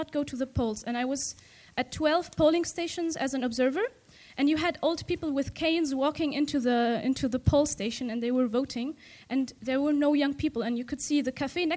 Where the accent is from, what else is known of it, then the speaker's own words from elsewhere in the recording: Tunisia; I come from Tunisia